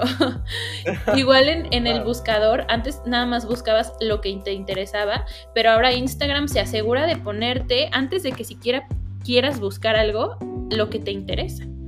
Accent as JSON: {"language": "Spanish", "country": "Mexico"}